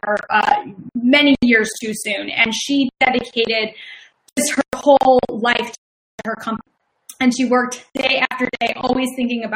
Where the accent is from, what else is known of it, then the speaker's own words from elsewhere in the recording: Chicago, Illinois, United States; accent: Midwestern; now in Philadelphia, United States; I'm originally from Chicago, so my Midwestern accent comes out when I get really excited